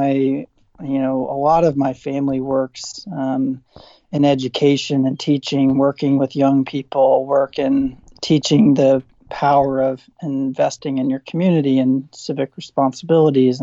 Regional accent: Southern Indiana, United States; moved away as an adult; also born or lived in St. Louis / Duke University, North Carolina; now in Indiana, United States; I grew up in Southern Indiana. I'm a Hoosier by heart.

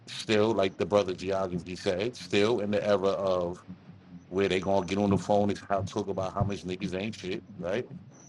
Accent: New York, United States; Growing up in New York

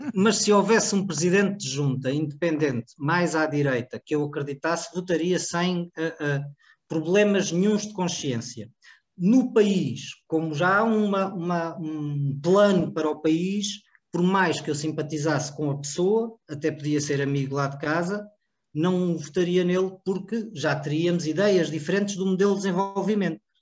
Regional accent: Cartaxo, Santarém District, Portugal; eu sou do Cartacho, não é? Da freguesia Cartacho e Valda Pinta

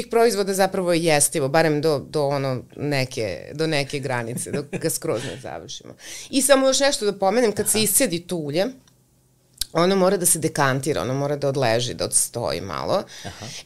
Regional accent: western Serbia, Serbia; to je blizu, to je naš kraj tu.

